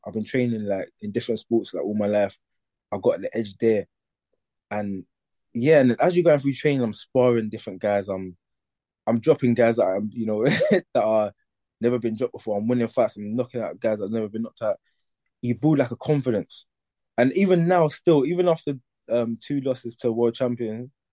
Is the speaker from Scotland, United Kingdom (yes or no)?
no; London, United Kingdom; I grew up in East London